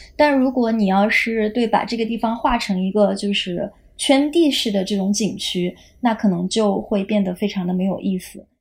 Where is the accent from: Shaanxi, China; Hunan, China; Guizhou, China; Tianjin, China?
Guizhou, China; 就我老家是贵州的，然后我，我是出生在一个这种少数民族自治州，然后这地方以前就是很穷